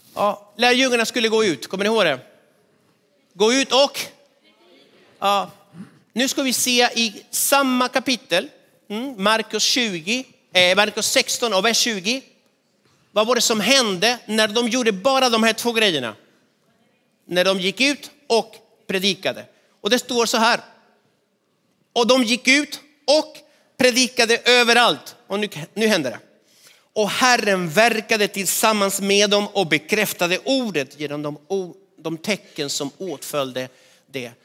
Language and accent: Swedish; Argentina; moved away as an adult; now in Sweden; min hemstad i Argentina